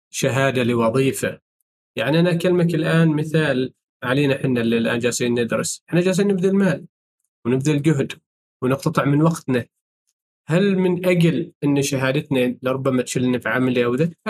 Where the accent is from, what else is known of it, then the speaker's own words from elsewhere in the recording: Oman; هنا عندنا في سلطنة عمان